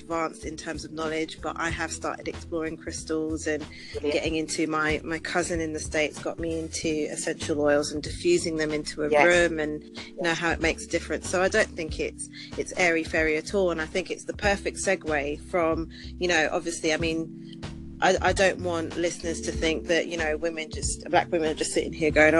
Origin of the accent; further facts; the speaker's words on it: London, United Kingdom; also born or lived in Preston; I grew up in London